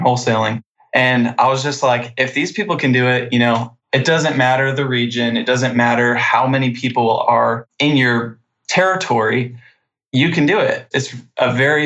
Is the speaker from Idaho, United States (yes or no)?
yes; Post Falls, Idaho, United States; I'm from North Idaho, Post Falls, right next to Coeur d'Alene